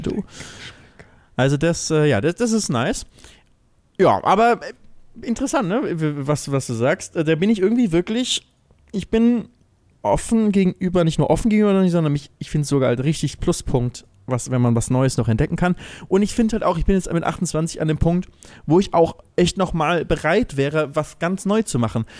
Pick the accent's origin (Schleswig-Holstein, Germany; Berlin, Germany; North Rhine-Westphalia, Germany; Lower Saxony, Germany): Schleswig-Holstein, Germany; Lübeck; now in Hamburg, Germany; relativ nah an Lübeck, an meiner Heimat, ähm, wo auch meine Mutter und noch zwei meiner Geschwister leben